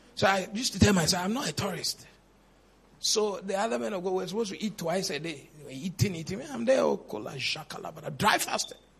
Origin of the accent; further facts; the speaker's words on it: Cape Coast, Central Region, Ghana; I was born in Cape Coast, I grew in Cape Coast